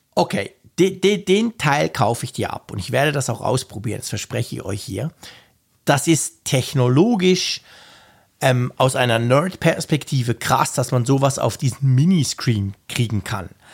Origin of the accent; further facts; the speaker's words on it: Switzerland; als echter Schweizer